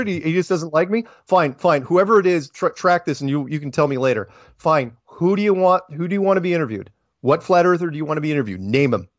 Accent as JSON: {"language": "English", "country": "United States", "said": "I'm an American"}